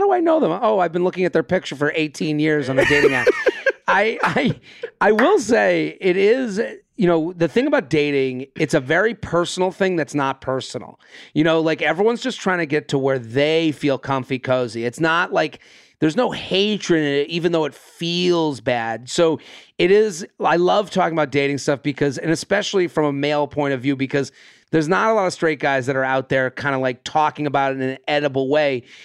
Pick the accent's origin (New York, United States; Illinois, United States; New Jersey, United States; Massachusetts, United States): Massachusetts, United States; outside of Boston; I'm from outside of Boston. I grew up outside of Boston